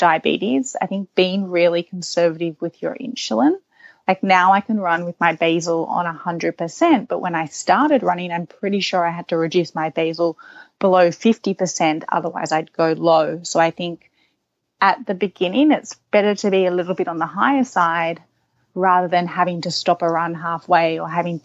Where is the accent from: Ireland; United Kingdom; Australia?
Australia; Sydney, New South Wales; also born or lived in New York; my location in Sydney, you're surrounded by beaches. You go to the beach a lot with your family. So knowing how to swim is expected. And then I think growing up, you're doing squad training